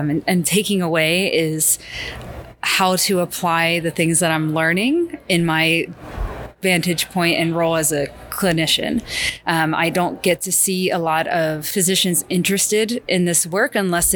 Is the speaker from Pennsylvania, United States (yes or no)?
yes; Philadelphia, Pennsylvania, United States; moved away as an adult; also born or lived in Pittsburgh; now in South Florida, United States; I'm originally from the Philadelphia area